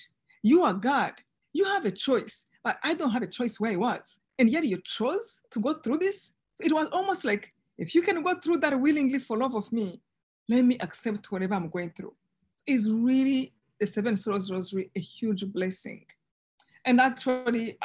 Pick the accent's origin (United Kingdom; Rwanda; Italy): Rwanda; moved away as an adult; now in United States; I live two lives, one before in Rwanda, of course, one in genocide, and one now, and as American now